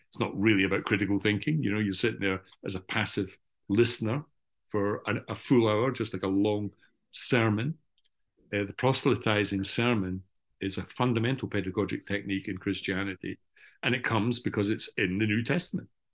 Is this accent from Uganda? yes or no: no; Scotland, United Kingdom; as a good old Scottish Calvinist